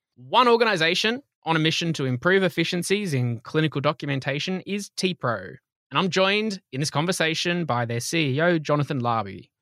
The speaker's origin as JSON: {"language": "English", "country": "Australia", "accent": "Australian", "said": "my Australian accent"}